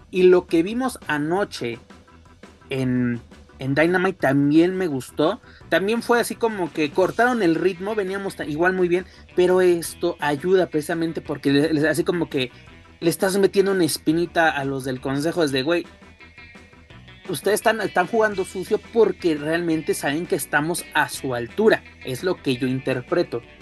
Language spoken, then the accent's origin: Spanish; Mexico; De que este, pues somos los mexicanos y pues qué onda, ¿no?